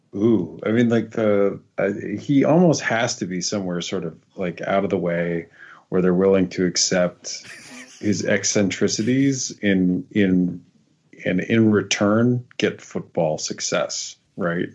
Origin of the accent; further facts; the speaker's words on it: Wyoming, United States; I'm from Wyoming.